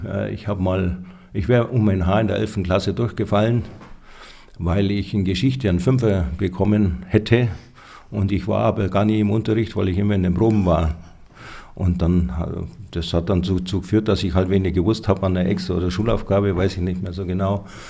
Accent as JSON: {"language": "German", "town": "Schwangau", "region": "Bavaria", "country": "Germany", "tie": "born or raised there", "also_born_or_lived": "Roth bei Nürnberg", "said": "Schwangauer stimmt nur halb. Ja, ich bin zwar hier aufgewachsen, aber ich bin nicht hier geboren"}